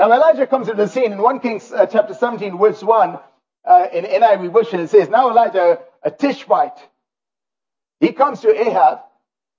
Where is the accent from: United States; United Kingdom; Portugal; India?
India; now in Canada; I grew up in India